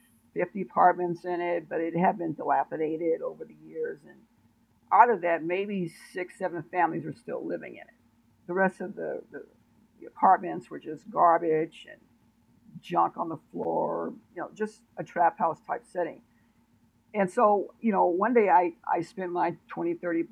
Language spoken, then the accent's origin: English; Oakland, California, United States; I'm originally from Oakland, California, which is a very, very, very, very bad town. So my environment was full with drugs